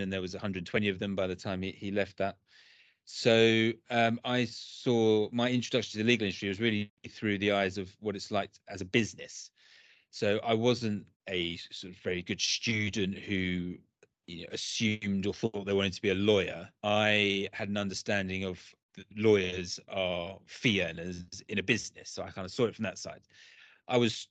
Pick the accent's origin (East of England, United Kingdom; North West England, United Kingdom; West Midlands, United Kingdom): East of England, United Kingdom; Brentwood; I grew up in a town called Brentwood in Essex